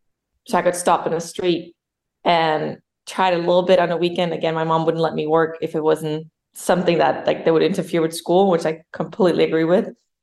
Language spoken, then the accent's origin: English; Copenhagen, Capital Region of Denmark, Denmark; first language Danish; English is a second language; moved away as an adult; also born or lived in New York; now in United States; I grew up in Copenhagen, Denmark, but moved to America about 12, 13 years ago now.